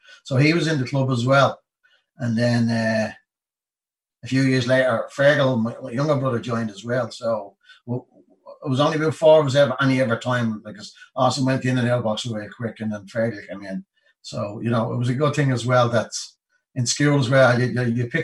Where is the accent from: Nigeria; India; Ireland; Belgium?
Ireland; Dublin, Leinster; I was born in Greenhills. I was born in the house my mother and father were living.